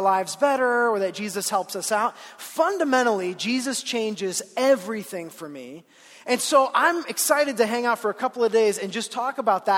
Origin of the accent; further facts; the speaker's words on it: Ohio, United States; moved away as an adult; now in Colorado, United States; I grew up in Ohio